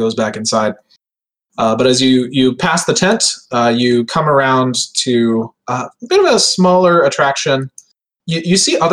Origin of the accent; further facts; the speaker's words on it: United States; I'm too American